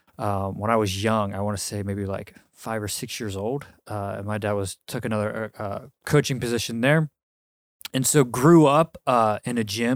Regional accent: Milwaukee, Wisconsin, United States; born there; So, I was born, August 13th, 1987, in Milwaukee, Wisconsin.

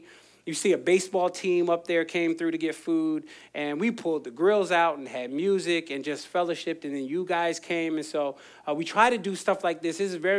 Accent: Philadelphia, Pennsylvania, United States; I came from Philly, it's water ice.

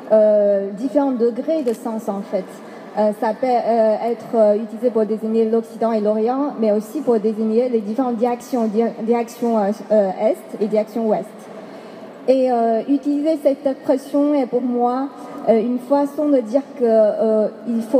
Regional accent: China; puisque je viens de la Chine, on aura peut-être tendance à penser que, à relier tout de suite euh, à ce projet à des spécificités, spécificités chinoises.

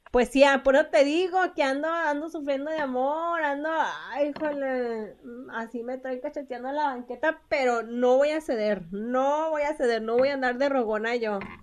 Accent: Mexico; como buenos mexicanos

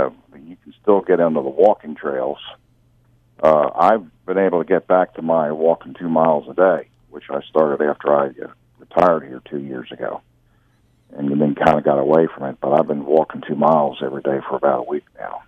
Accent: Eastern Pennsylvania, United States; moved away; I grew up in Eastern Pennsylvania

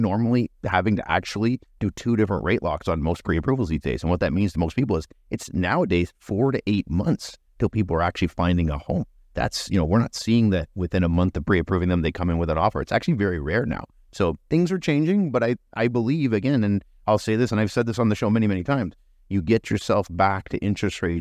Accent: Canada; as a Canadian, I think, getting through the winter

